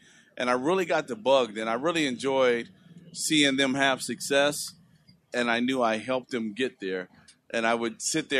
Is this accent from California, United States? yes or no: yes; Compton, California, United States; I grew up in Compton.